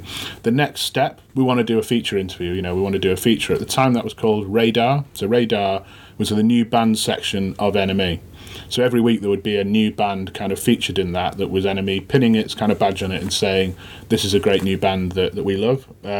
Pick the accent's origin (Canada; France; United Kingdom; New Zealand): United Kingdom; Sheffield, Yorkshire and the Humber; I'm from Sheffield. You know, I live in Sheffield at the moment.